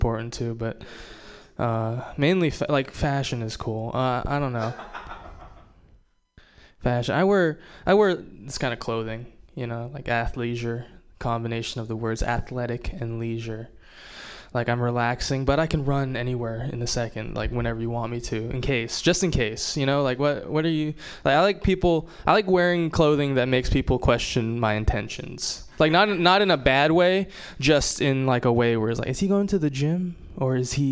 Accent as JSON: {"language": "English", "region": "Hawaii", "country": "United States", "said": "I'm Japanese and from Hawaii"}